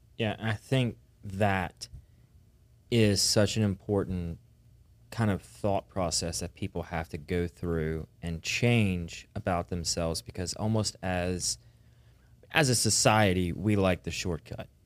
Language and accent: English; the South, United States; we're from the South